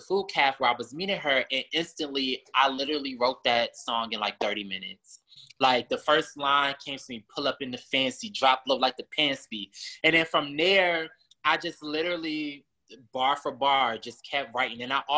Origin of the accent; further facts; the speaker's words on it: Maryland, United States; moved away as an adult; also born or lived in South Carolina; now in Houston, United States; I'm originally from Maryland. And then I moved to South Carolina, of course, for college.